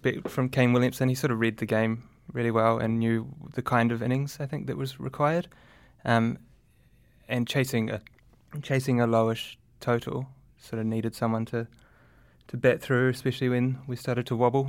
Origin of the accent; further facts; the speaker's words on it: New Zealand; also born or lived in South Africa; I am a New Zealander, but I am South African born, and I suppose maybe that's what that means.